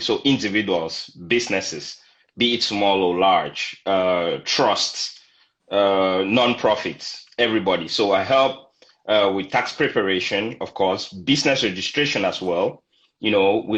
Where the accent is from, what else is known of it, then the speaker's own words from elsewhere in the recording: Cameroon; moved away as an adult; now in San Antonio, United States; I'm originally from Cameroon in Central Africa